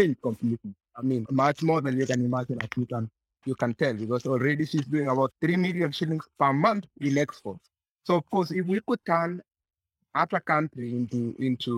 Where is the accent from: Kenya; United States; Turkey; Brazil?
Kenya; Maragua, Murang'a County; I grew up in Maragua growing potatoes.